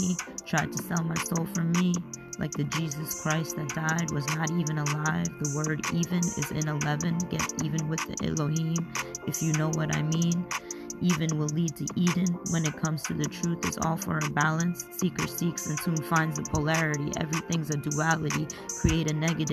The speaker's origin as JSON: {"language": "English", "region": "Bengal", "country": "India", "said": "So I'm from India, obviously. I'm Bengali."}